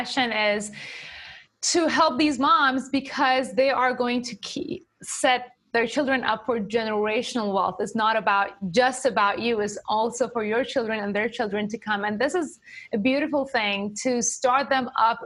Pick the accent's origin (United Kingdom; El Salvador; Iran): Iran; also born or lived in Japan; now in Connecticut, United States; I'm from Iran, lived in Japan. We live in Connecticut.